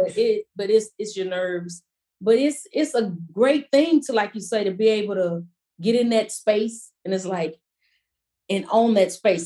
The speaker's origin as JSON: {"language": "English", "town": "Fort Worth", "region": "Texas", "country": "United States", "tie": "born or raised there", "also_born_or_lived": "Mansfield, Texas", "said": "growing up in Fort Worth to me is kind of country, but we still have a little city life."}